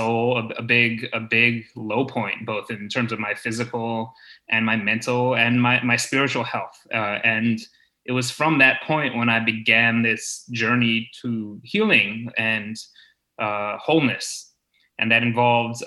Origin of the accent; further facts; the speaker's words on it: United States; also born or lived in Malaysia / Hong Kong; now in Boston, United States; after college, I actually left the US. I moved out to Asia